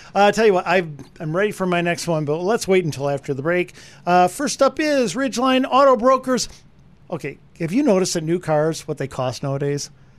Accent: Wisconsin, United States; you know where I'm from Wisconsin

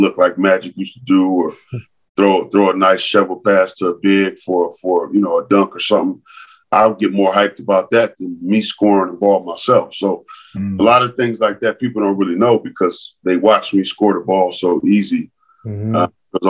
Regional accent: Los Angeles, California, United States; growing up in San Pedro

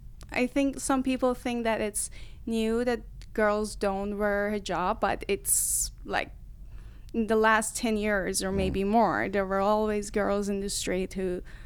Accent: Mashhad, Razavi Khorasan, Iran; moved away; growing up in Iran

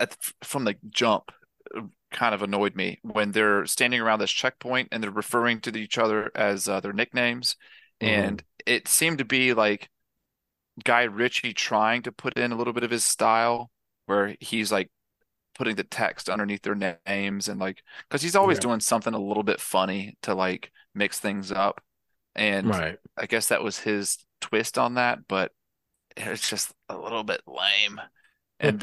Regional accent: the South, United States; I'm from the South and we all shoot guns when we're babies

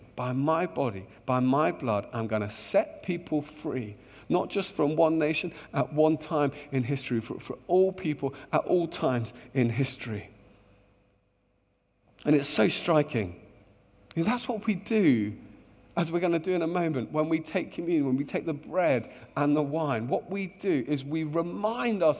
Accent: Luton, East of England, United Kingdom; I grew up in a beautiful town just north of London called Luton. And I love my hometown

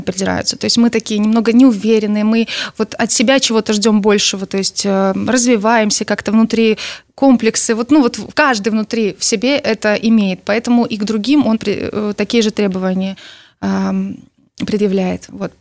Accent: Belarus; мы действительно из Беларуси

